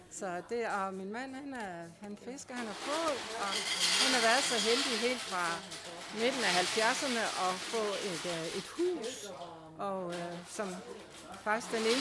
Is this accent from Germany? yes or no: no; Greenland; also born or lived in Thy, Denmark; now in Klitmøller, Denmark; Altså nu er jeg født og opvokset på Grønland, og min far er dansk, min mor er grønlænder.